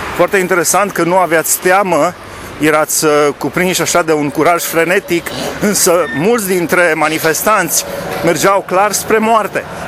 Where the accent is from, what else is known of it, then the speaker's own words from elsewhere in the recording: Alba Iulia, Alba County, Romania; eu am crescut la Alba Iulia